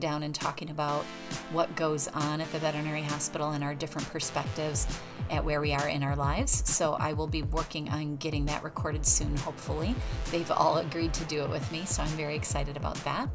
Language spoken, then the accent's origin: English; United States; accent: American; my American accent